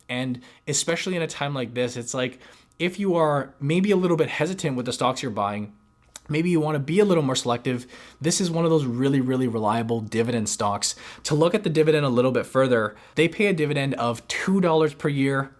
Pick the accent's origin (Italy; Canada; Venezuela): Canada; as Canadian investors